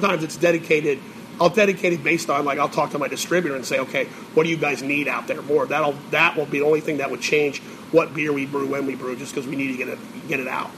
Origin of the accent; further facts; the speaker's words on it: Chicago, Illinois, United States; I'm from Chicago